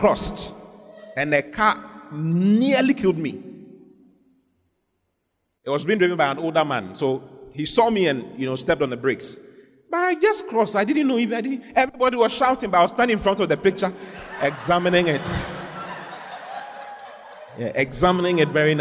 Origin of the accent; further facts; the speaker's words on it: Accra, Greater Accra, Ghana; moved away as an adult; also born or lived in Dansoman; now in Kumasi, Ghana; I grew up in Accra. I was born in Dansoman. And I grew up in Accra for many years before I went to Kumasi to school, to university